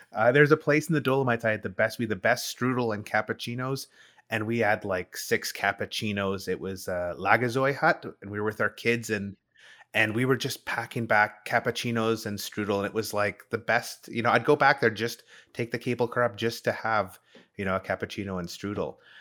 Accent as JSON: {"language": "English", "country": "Canada", "said": "as a Canadian"}